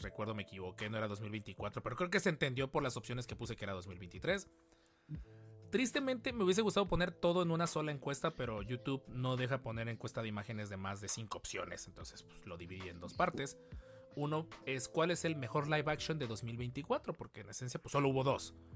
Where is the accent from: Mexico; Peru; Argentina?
Mexico; hay que sentirnos muy orgullosos como, como mexicanos